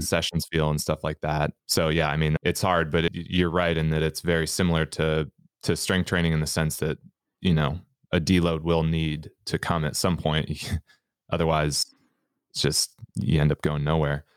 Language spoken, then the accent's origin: English; Minnesota, United States; now in Canada; In Minnesota, we consider a toboggan a sled